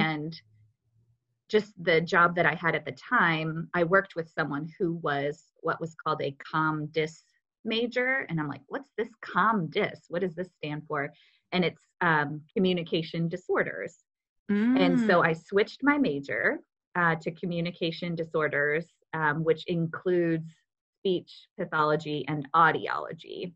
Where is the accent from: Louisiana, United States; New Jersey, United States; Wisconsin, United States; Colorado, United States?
Wisconsin, United States; moved away as an adult; now in Indianapolis, United States; I'm from Wisconsin originally, moved to Indiana for a boy